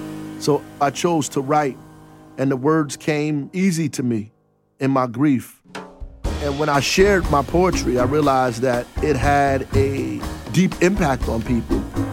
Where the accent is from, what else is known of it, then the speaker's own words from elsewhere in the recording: Newark, New Jersey, United States; I'm from Newark for real, for the good and for the bad.